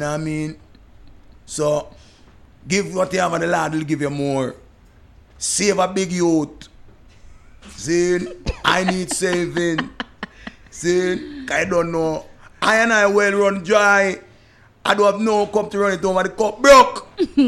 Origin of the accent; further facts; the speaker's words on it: Jamaica; we are from an English speaking country